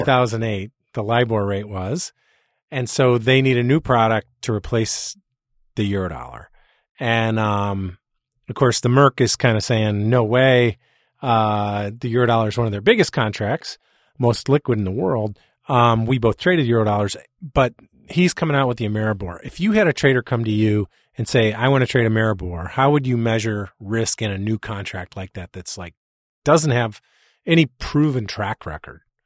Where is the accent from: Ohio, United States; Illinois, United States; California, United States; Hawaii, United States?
Illinois, United States; Chicago; I'm from Chicago, so I don't speak English